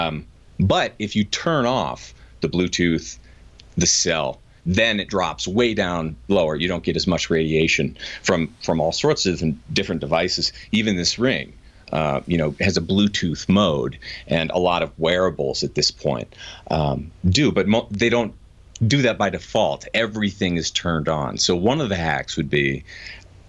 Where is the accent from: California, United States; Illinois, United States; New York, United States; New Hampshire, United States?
New Hampshire, United States; moved away as an adult; now in Colorado, United States; I grew up in New Hampshire.